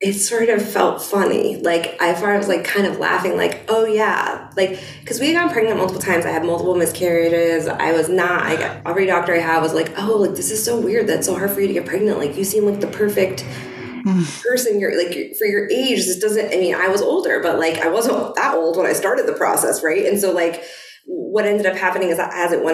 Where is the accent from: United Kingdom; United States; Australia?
United States; Boston, Massachusetts; moved away; my husband and I have lived in Boston. I was from Boston.